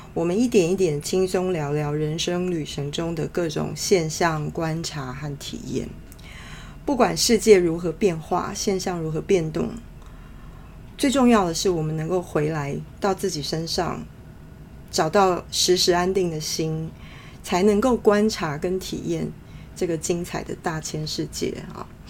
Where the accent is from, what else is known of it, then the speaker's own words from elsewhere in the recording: Taiwan; moved away as an adult; also born or lived in London, United Kingdom; 在台湾土生土长 呃，到成年工作才去到那边的人